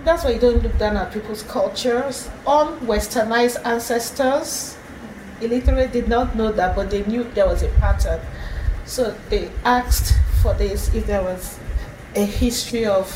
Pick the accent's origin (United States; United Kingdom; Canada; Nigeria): Nigeria; the first place we settled in Eastern Nigeria, maybe that was in 13 something. Then gradually we started migrating from that place and to own hometown, our village.